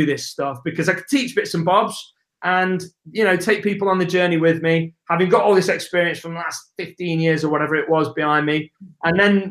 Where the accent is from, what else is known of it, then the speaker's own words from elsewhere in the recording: England, United Kingdom; accent: English; It's my English accent